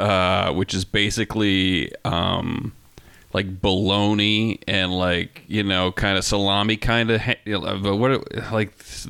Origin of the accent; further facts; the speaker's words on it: West Michigan, United States; I'm from West Michigan